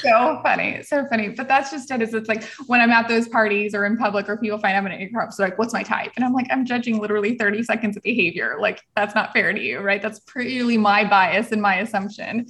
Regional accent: El Paso, Texas, United States; moved away; also born or lived in Tennessee; I was actually Little Miss El Paso when I grew up in Texas

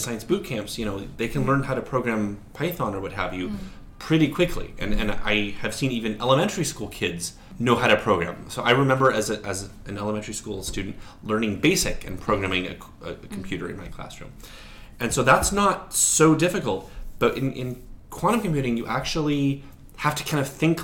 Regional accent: Portland, Oregon, United States; when I was in Portland, Oregon, my hometown

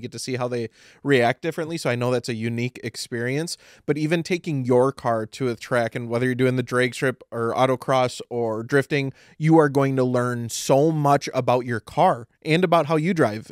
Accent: Midwest, United States; we're all from the Midwest

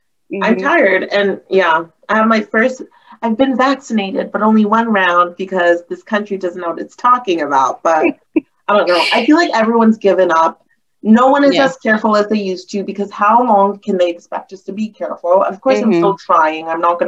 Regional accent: the South, United States; I grew up in the South

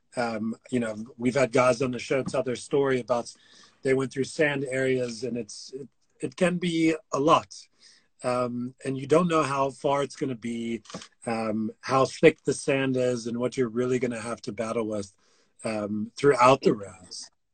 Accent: United States; being an American

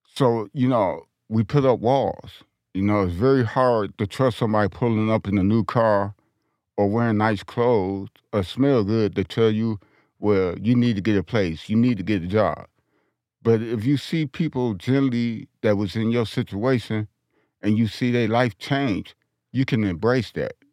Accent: Detroit, Michigan, United States; now in Denver, United States; I'm from Detroit, Michigan

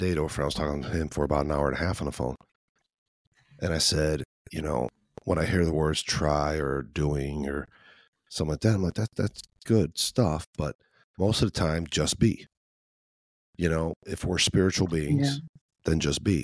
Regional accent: Chicago, Illinois, United States; now in Midwest, United States; I'm from Chicago

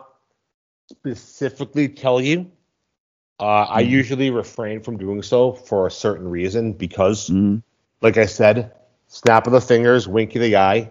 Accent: Boston, Massachusetts, United States; moved away as an adult; now in Mexico; I am from Boston, Massachusetts.

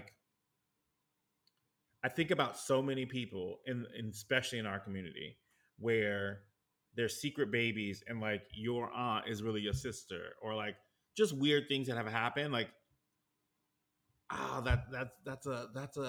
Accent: New York, United States; me growing up in New York

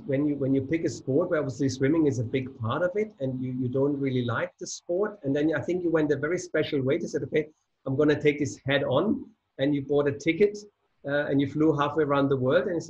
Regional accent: Freiburg, Baden-Württemberg, Germany; I'm from Freiburg, so Southwest Germany

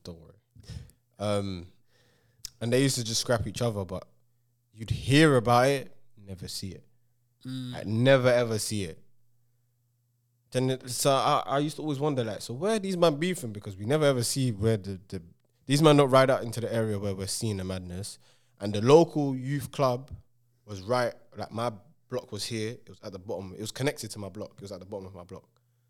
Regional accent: London, United Kingdom; It weren't like that for me in my area where I was growing up in King's Cross, because it was just predominantly Asians, and the Asians used to beef the Asians a lot.

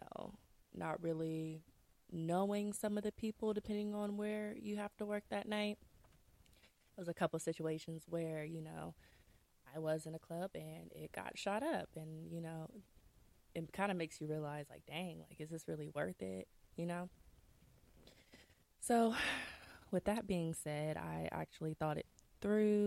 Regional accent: Columbus, Ohio, United States; also born or lived in Canton, Ohio; I'm originally from Canton, Ohio. I moved to Columbus when I was super, super young. Grew up

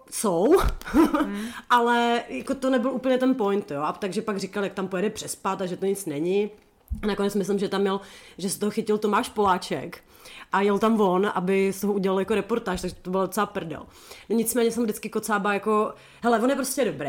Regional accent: Chomutov, Ústí nad Labem Region, Czechia; u nás v Chomutově

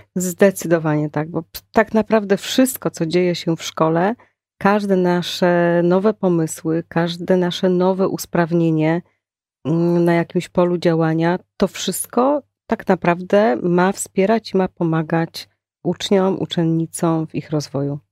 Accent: Prudnik, Opole Voivodeship, Poland; moved away as an adult; now in Poznań, Poland; ja mm, pochodzę z Opolszczyzny. Y, moim rodzinnym miastem jest miasto Prudnik.

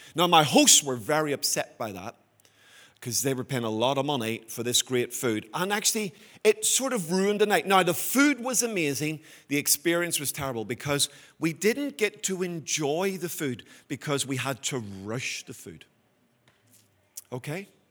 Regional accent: Belfast, Northern Ireland, United Kingdom; when I was a boy growing up in Belfast.

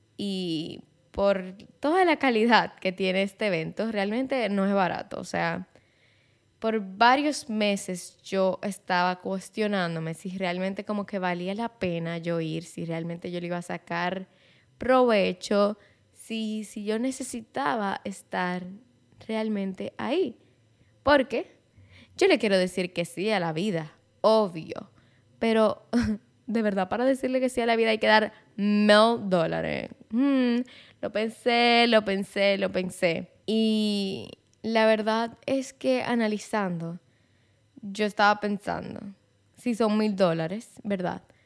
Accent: Santiago de los Caballeros, Santiago, Dominican Republic; Mi familia es de Santiago, yo soy de Santiago, mi vida entera yo he vivido en Santiago

